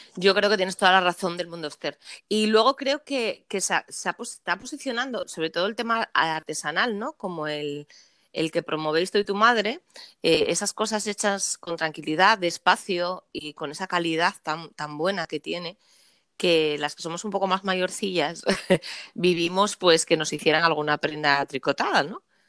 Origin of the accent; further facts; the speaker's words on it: Asturias, Spain; yo soy asturiana